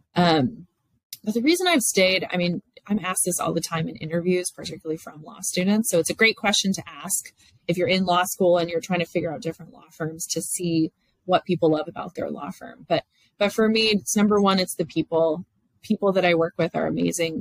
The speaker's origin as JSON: {"language": "English", "town": "Dallas", "region": "Texas", "country": "United States", "tie": "born or raised there", "said": "I'm from Dallas. I've grown up in Dallas my whole life."}